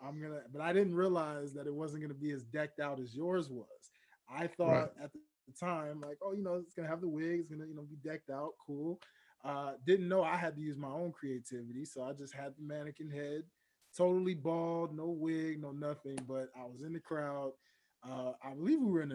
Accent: Memphis, Tennessee, United States; now in Atlanta, United States; I live in Atlanta, but I'm from Memphis, Tennessee

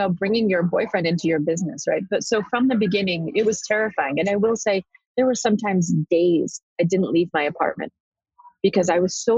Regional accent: New York City, New York, United States; I'm a girl from the Bronx

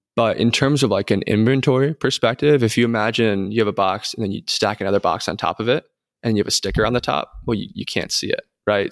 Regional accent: New York, United States; also born or lived in North Carolina; now in Texas, United States; I'm from New York.

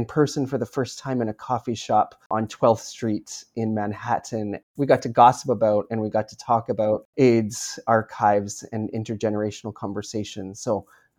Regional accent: Canada; accent: Canadian; now in Brooklyn, United States; I live in Brooklyn, although you will hear my Canadian accent.

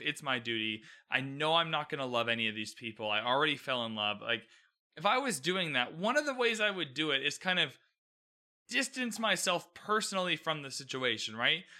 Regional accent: Canada; I'm Canadian, by the way, so the queen is on our money

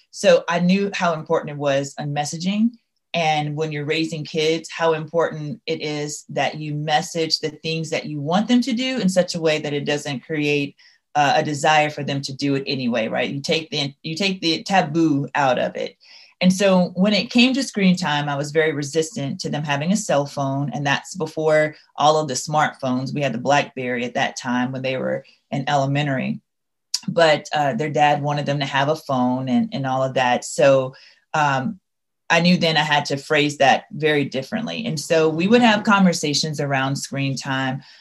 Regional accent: Louisiana, United States; I'm from Louisiana. So you may not be able to hear it in my voice, but there will be terms that I use that will definitely convince you that, yep, she's from the Bayou.

